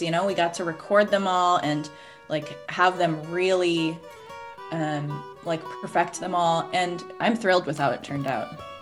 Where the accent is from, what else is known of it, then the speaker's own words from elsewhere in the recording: Oregon, United States; I'm from Oregon